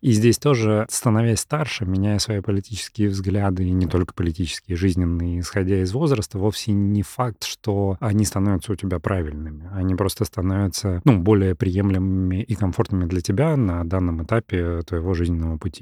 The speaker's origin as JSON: {"language": "Russian", "country": "Russia", "tie": "born or raised there", "first_language": "Russian", "said": "я армянин, потому что о, оба моих родителя армяне, но я там всю жизнь прожил в России и, и там русский мой родной язык"}